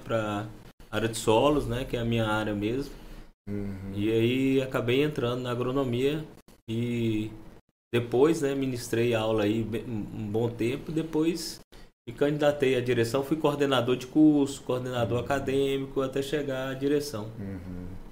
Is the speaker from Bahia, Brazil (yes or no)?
no; Montes Claros, Minas Gerais, Brazil; moved away as an adult; also born or lived in Viçosa / Netherlands; now in Gurupi, Brazil; eu sou mineiro lá de, do norte de Minas Gerais